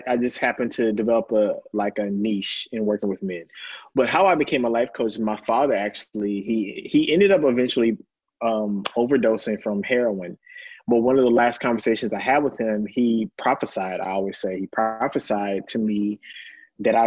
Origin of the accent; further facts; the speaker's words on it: Lancaster, Texas, United States; I'm a country boy. I'm from Lancaster, Texas